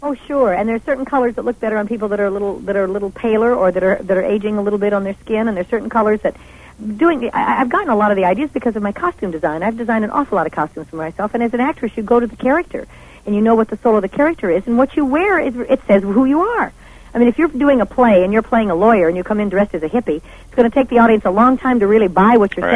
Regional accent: Nevada, United States; I came from Nevada

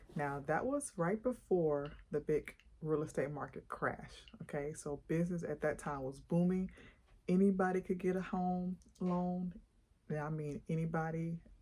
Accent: Atlanta, Georgia, United States; also born or lived in Montgomery, Alabama; I am actually from Atlanta, Georgia

